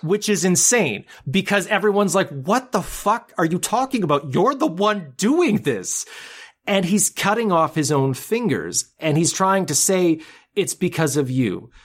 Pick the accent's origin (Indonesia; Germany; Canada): Canada; being a Canadian